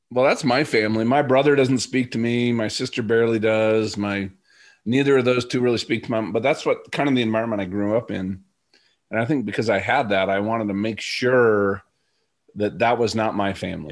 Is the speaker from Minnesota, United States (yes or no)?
yes; Minnesota, United States; I'm from Minnesota